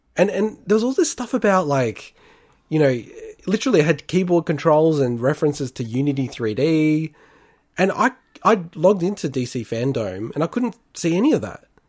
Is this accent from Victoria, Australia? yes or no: yes; Melbourne, Victoria, Australia; I grew up in Melbourne